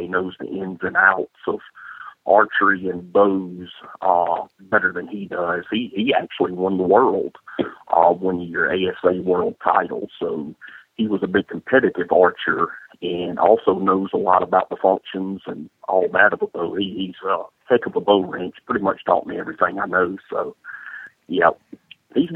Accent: West Point, Georgia, United States; I was born and raised here in West Point, Georgia

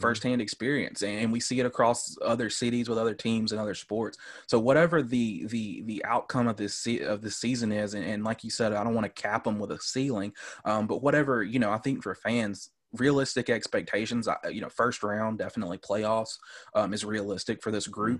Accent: Homer, Georgia, United States; accent: Southern drawl; I'm from a small town. We're about an hour and a half north, uh, called Homer, Georgia

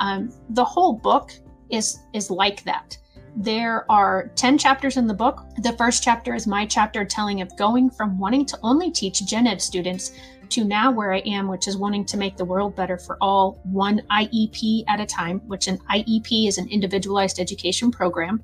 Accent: Southern Illinois, United States; I'm from Southern Illinois

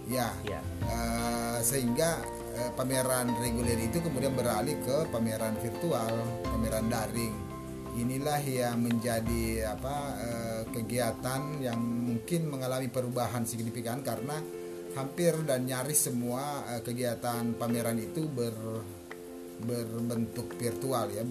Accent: Bima, West Nusa Tenggara, Indonesia; Saya angkatan 2015 Saya berasal dari Bima NTB

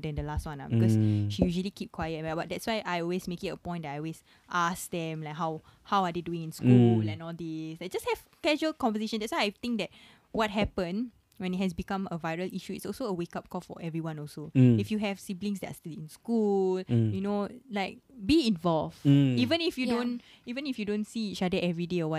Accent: Singapore; I was from Fuhua Primary

